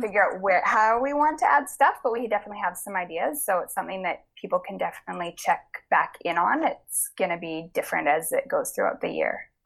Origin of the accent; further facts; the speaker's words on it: the Kootenays, British Columbia, Canada; I grew up in the Kootenays